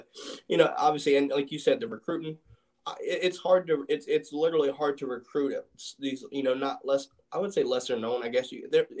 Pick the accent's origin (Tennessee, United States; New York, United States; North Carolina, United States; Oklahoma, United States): North Carolina, United States; moved away; also born or lived in Charleston, South Carolina; obviously I'm from North Carolina, but when I was stationed there